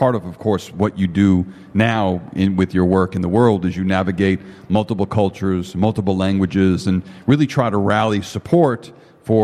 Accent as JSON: {"language": "English", "town": "Chicago", "region": "Illinois", "country": "United States", "said": "And when he found out that I was from Chicago, he introduced me to a friend that we now share in common"}